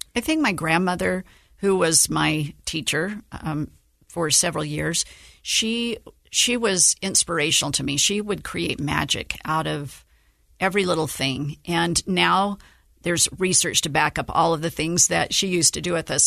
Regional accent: Antimony, Utah, United States; also born or lived in St. George, Utah; born and raised in Utah

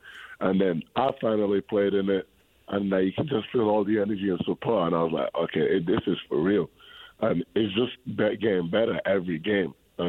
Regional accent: Spain; English is a second language; So I was born in Spain, right? And in Spain, basketball is a little bit, it's more bigger than in England, how big it is in England. So when I was growing up, when I was a kid, I was like, I had too much energy, right?

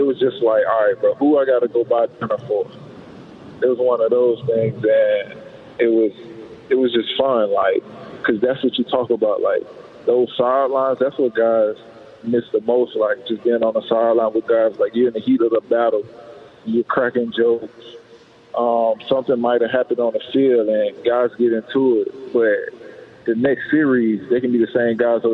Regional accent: Alabama, United States; now in Seattle, United States; I'm from Alabama.

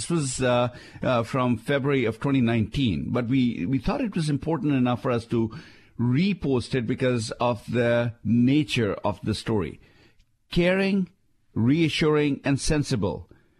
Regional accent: Shimla, Himachal Pradesh, India; somebody in the town that I grew up in India, Shimla, actually picked the story up

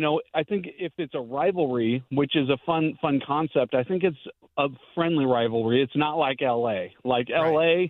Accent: Stockton, California, United States; So I'm from Stockton, but definitely Sacramento proud.

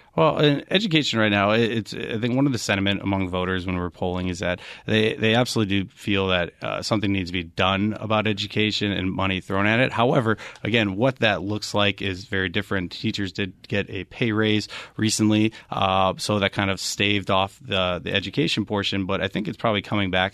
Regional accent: Wisconsin, United States; now in Arizona, United States; I'm actually from, uh, Wisconsin is where I hail from

